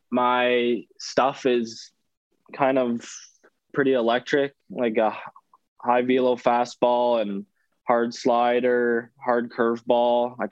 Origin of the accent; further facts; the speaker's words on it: Ontario, Canada; So I ended up going to this, like a showcase event in Toronto, which is a couple hours from my hometown.